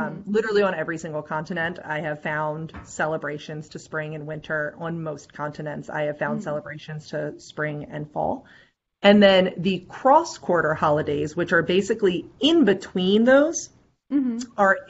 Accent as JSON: {"language": "English", "country": "United States", "also_born_or_lived": "Eastern Seaboard", "said": "going back to the United States? How do I honor the land in my country"}